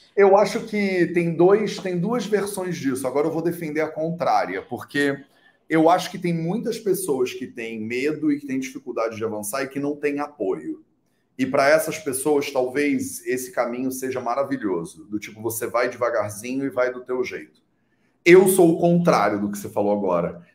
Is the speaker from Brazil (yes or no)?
yes; Brazil; eu sou brasileiro